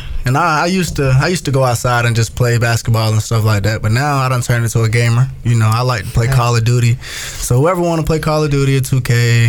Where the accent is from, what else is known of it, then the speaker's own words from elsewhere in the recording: Spartanburg, South Carolina, United States; I'm from Spartanburg, South Carolina. You know, a little town in Spartanburg.